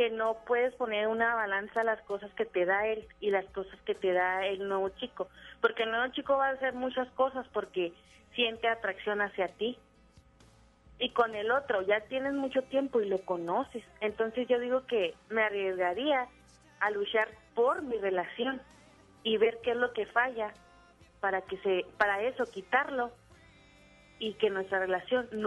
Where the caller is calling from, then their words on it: Cuauhtémoc, Chihuahua, Mexico; De Ciudad Cuauhtémoc, Chihuahua.